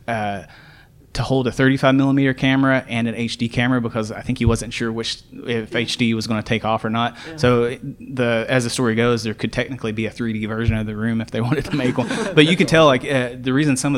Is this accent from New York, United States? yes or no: no; Muhlenberg County, Kentucky, United States; I'm from Muhlenberg County originally